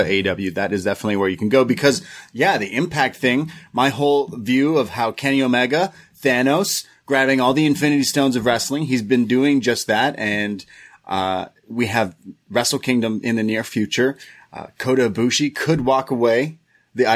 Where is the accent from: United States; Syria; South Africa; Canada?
Canada; I am Canadian.